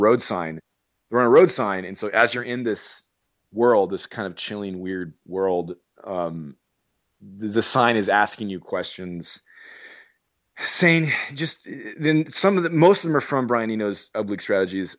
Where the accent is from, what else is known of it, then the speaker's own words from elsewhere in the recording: Arizona, United States; I'm from Arizona